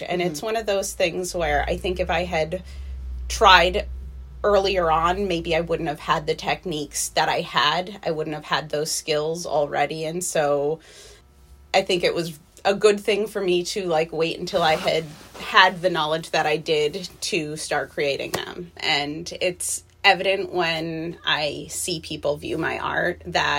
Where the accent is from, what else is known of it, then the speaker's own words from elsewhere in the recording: New Hampshire, United States; moved away as an adult; also born or lived in Florida; now in Renton, United States; I am originally from Florida, but I spent most of my life in New Hampshire